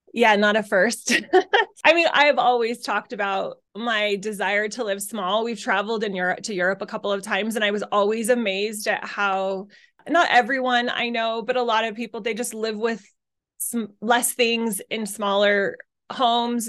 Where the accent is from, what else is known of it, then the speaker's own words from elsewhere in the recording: Utah, United States; moved away as an adult; also born or lived in Arizona; I was raised in Utah